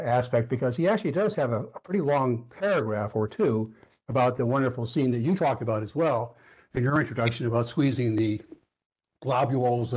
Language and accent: English; Connecticut, United States; I'm from Connecticut